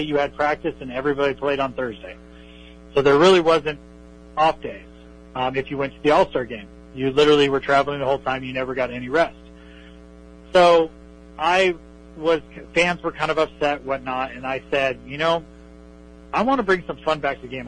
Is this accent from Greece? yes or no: no; West Coast, California, United States; I grew up in the West Coast.